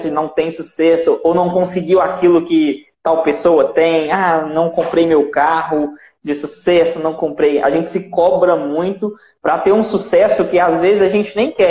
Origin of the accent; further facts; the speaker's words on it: Cachoeiro de Itapemirim, Espírito Santo, Brazil; sou daqui do Espírito Santo, Cachoeira de Itapemirim.